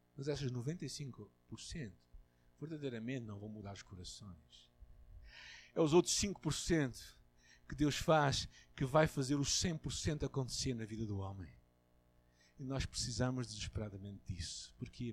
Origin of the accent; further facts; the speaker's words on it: Portugal; eu tenho como português, como branco, como ocidental